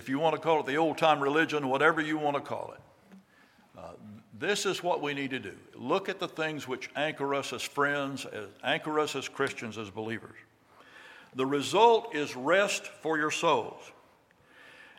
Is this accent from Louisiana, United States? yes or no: no; Raeford, North Carolina, United States; I was raised down in Rayford in Hoke County